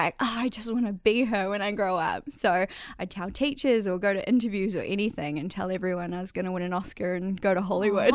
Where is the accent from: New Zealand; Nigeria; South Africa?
New Zealand; Whangamata, Waikato; moved away as an adult; I actually grew up in a little coastal town on the Coromandel called Whangamata